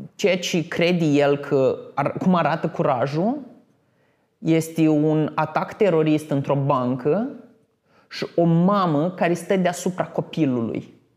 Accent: Botoșani, Botoșani County, Romania; moved away as an adult; also born or lived in Iași; Eram venit din Botoșani

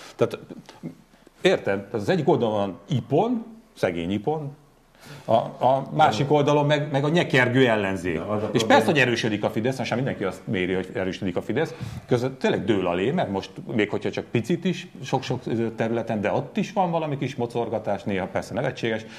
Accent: Borsod-Abaúj-Zemplén, Hungary; also born or lived in Zugló, Budapest; egyszerű, de szerethető zemplégi honfitársaim, köztük én magam is

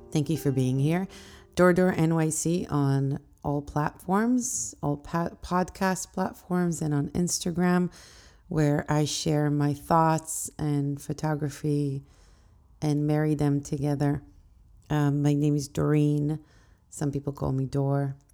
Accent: Israel; now in New York City, United States; back home to where I grew up in Israel.

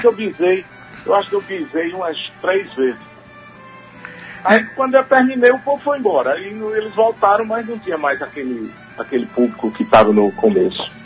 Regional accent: Sertão, Northeast Region, Brazil; eu sou sertanejo

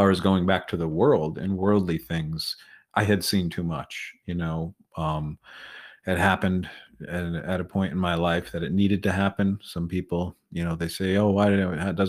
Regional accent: Connecticut, United States; moved away; The high school just started a team that year in my hometown, where I went to a private school

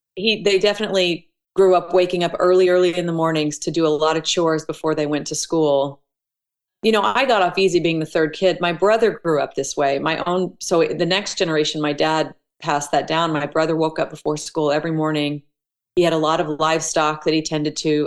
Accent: Elk City, Oklahoma, United States; moved away as an adult; also born or lived in Tulsa, Oklahoma / Broken Arrow, Oklahoma; I was born in Tulsa, Oklahoma, mm-hmm. raised in Elk City, Oklahoma, which is on the west side of the state

